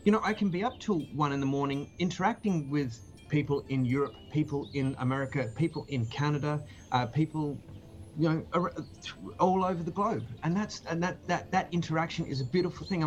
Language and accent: English; Katherine, Northern Territory, Australia; now in Adelaide, Australia; I was born down here, but I grew up in the Northern Territory up here.